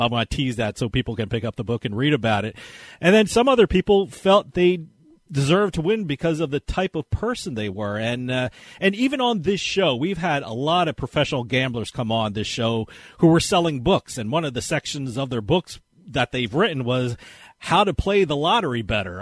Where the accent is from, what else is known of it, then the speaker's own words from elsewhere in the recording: New Jersey, United States; growing up in New Jersey, New York area